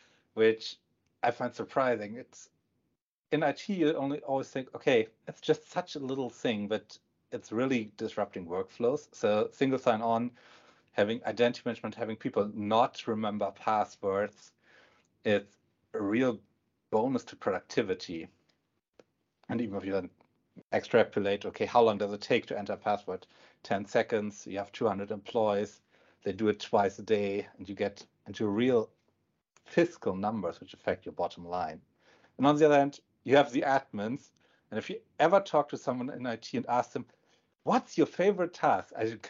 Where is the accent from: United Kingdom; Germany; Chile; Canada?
Germany; Northern Germany; English is a second language; moved away as an adult; also born or lived in Pacific Northwest, United States; now in Bellevue, United States; I can tell you, it's the same in Germany, at least in the northern part where I'm from.